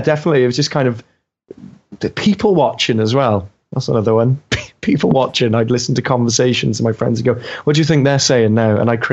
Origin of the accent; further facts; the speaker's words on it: Wales, United Kingdom; As a Welshman